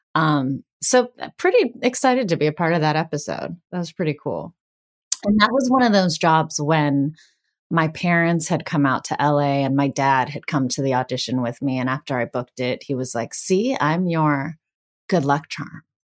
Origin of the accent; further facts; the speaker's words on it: Greensburg, Pennsylvania, United States; first language Bengali; now in Los Angeles, United States; I'm from Greensburg, Pennsylvania, which is a town about, uh, over an hour east of Pittsburgh